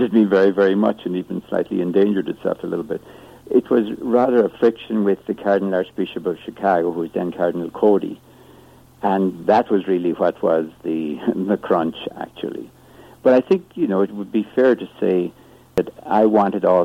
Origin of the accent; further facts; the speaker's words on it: Ireland; moved away; I grew up in Ireland, as you can probably tell from my accent.